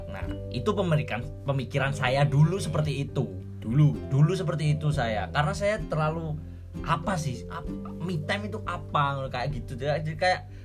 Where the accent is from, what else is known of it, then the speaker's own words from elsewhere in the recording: Java, Indonesia; gua gue wong Jawa